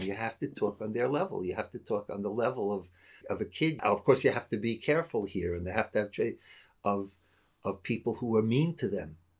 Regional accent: United States; moved away; When I grew up in America, so my father, unfortunately for him, and perhaps unfortunately for me, was a rabbi

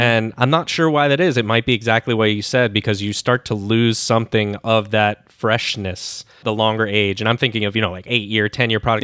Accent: United States; as an American

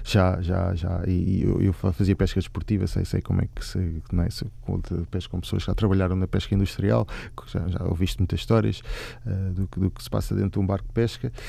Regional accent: Lisbon, Portugal; moved away as an adult; now in Japan; Cresci em Lisboa, mesmo aqui ao lado, aqui, aqui na zona oriental

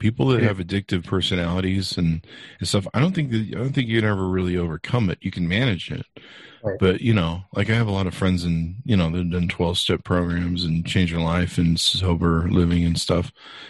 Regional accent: Las Vegas, Nevada, United States; I come from Vegas.

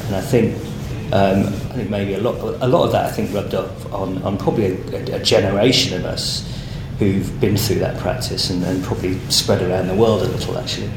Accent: Rugby, West Midlands, United Kingdom; moved away as an adult; now in Sydney, Australia; I grew up in Rugby, which is a, a town in central England, um, home of the game

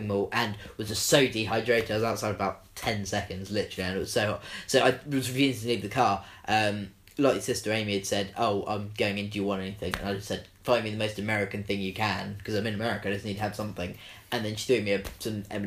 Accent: England, United Kingdom; I come from England

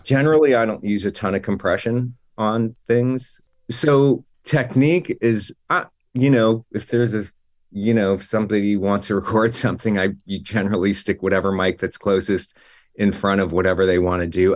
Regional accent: New Jersey, United States; moved away as an adult; also born or lived in New York; now in Los Angeles, United States; I grew up in Jersey

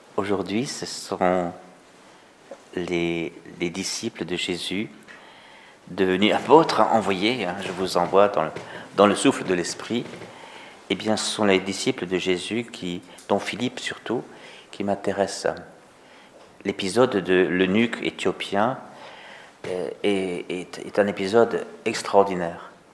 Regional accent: Togo; chez nous au Togo

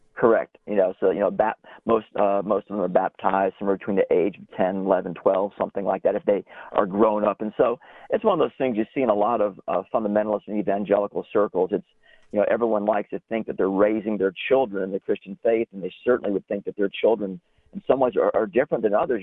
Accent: South Florida, United States; moved away as an adult; also born or lived in Auburn, Alabama; now in Kentucky, United States; I grew up in South Florida

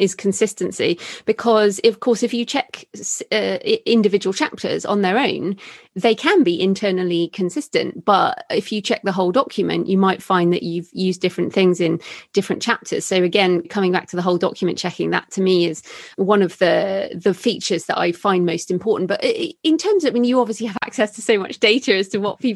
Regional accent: United Kingdom; I'm British like you

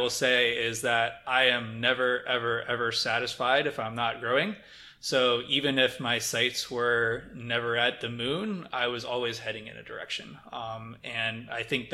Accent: Midwest, United States; growing up in the Midwest

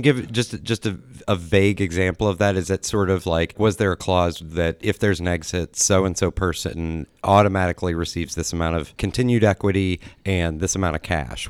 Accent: Columbus, Ohio, United States; I grew up on Indianola Avenue

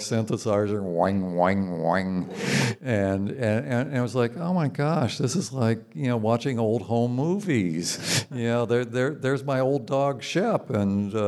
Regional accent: Southern California, United States; I come from Southern California, but back then in the 50s and 60s, there were so many Okies in Southern California

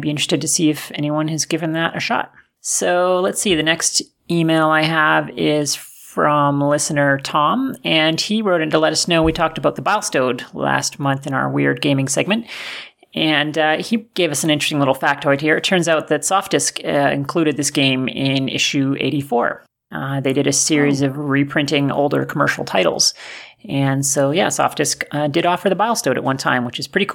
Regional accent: Canada; we're both Canadian

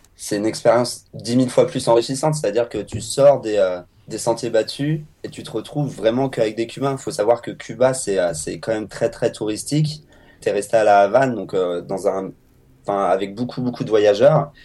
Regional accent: France; en tant que Français

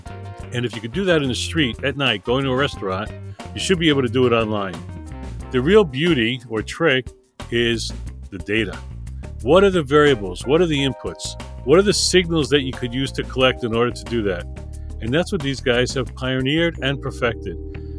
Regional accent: New York City, New York, United States; being from New York

